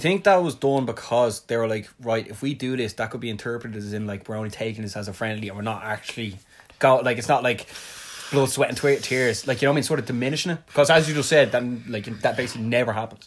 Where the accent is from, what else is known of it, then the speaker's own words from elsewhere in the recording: Ireland; I'm from Ireland